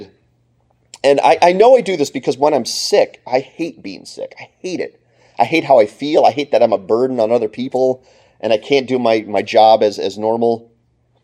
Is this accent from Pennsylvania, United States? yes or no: yes; Clarks Summit, Pennsylvania, United States; moved away as an adult; now in Ypsilanti, United States; I grew up in Clark Summit, Pennsylvania